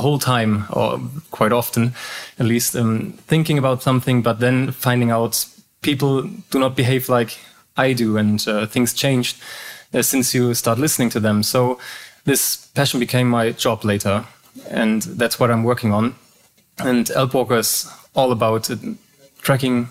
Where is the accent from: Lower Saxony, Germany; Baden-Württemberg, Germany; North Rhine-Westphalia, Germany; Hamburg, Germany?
Hamburg, Germany; English is a second language; I was born and raised in Hamburg, the northern part of Germany.